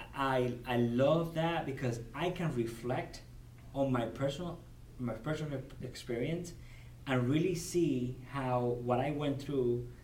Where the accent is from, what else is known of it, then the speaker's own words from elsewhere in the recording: Cuba; English is a second language; moved away as an adult; now in United States; I was born and raised in Cuba. So I immigrated in 1998